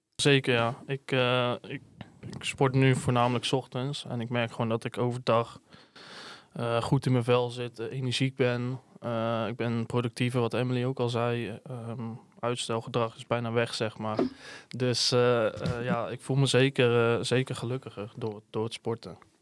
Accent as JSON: {"language": "Dutch", "town": "Hedel", "region": "Gelderland", "country": "Netherlands", "said": "Ik kom uit Hedel."}